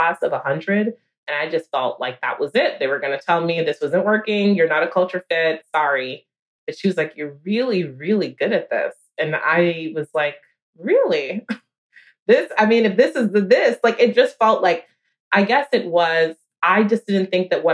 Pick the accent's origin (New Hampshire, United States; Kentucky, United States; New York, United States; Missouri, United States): New York, United States; a New Yorker